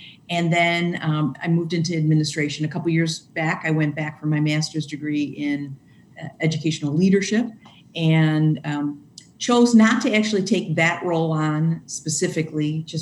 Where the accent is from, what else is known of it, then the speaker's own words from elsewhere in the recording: Chicago, Illinois, United States; moved away as an adult; now in Wauconda, United States; I grew up in Chicago